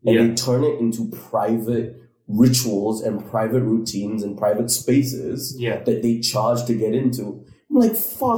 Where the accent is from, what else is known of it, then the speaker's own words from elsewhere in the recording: Malaysia; also born or lived in United Kingdom; as a Malaysian in the UK when I was studying there